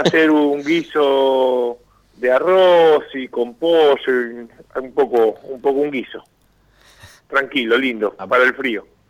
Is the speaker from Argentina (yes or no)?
yes; San Andrés de Giles, Buenos Aires Province, Argentina; yo tengo un complejo acá en mi pueblo, en San Andrés de Giles